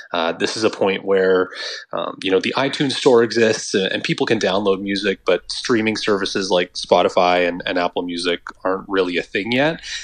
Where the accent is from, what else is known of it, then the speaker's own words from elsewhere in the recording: Northern Ontario, Canada; growing up in Northern Ontario